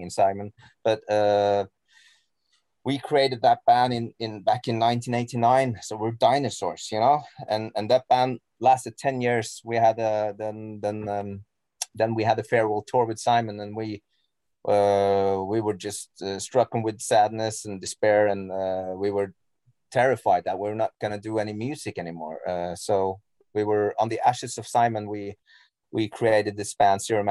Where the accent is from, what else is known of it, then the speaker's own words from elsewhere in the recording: Norway; English is a second language; I'm Norwegian, you know, English is not my mother tongue